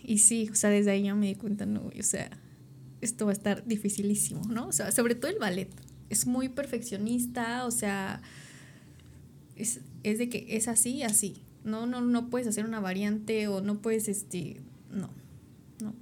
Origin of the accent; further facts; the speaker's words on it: Tepoztlán, Morelos, Mexico; yo nací en Tepoztlán